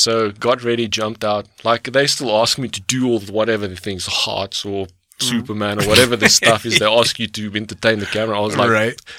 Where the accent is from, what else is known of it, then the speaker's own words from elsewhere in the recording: South Africa; And I was like, well, yeah, from South Africa, blah, blah, blah.